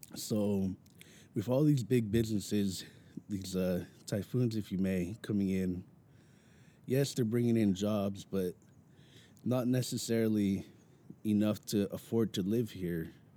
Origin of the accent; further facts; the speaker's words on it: Mountain View, California, United States; I'm born and raised in Mountain View, California.